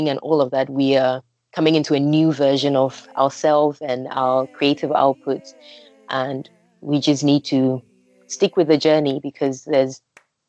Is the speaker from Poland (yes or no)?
no; Ghana; now in London, United Kingdom; I am from Ghana, born, bred, and watered. And I currently live in London